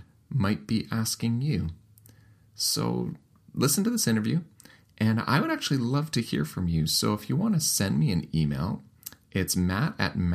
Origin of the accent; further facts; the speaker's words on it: Canada; I'm Canadian